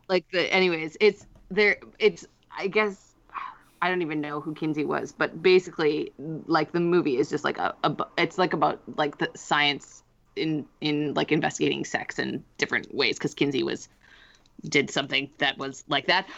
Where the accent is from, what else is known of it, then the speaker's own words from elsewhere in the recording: Canada; I do like being Canadian